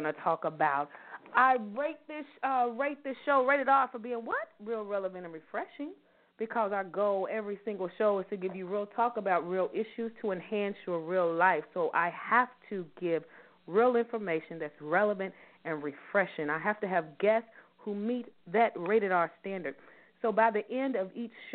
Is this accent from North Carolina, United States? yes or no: no; Louisville, Kentucky, United States; I am from Louisville, Kentucky. Born and raised, I love being a Louisvillian.